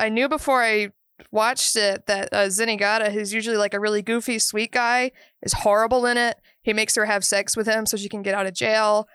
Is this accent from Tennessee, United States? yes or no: no; Georgia, United States; growing up in Georgia